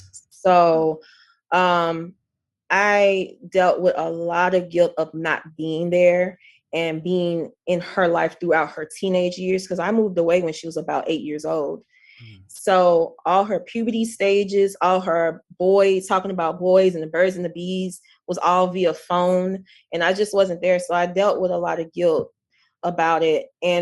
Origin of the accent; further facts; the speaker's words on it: the South, United States; even though I grew up in the South, I felt like I grew up here, like mentally, spiritually.